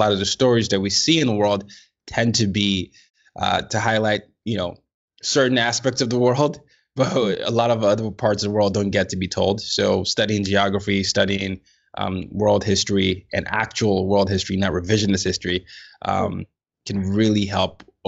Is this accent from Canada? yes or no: no; Nigeria; I'm a Nigerian, so I definitely understand the level.